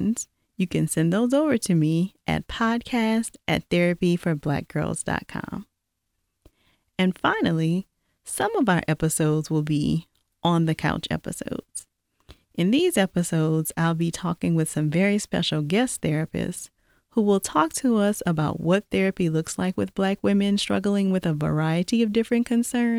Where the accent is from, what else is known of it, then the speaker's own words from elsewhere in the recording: Louisiana, United States; now in Atlanta, United States; I'm not sure if you've been able to tell by my accent, but I'm originally from Louisiana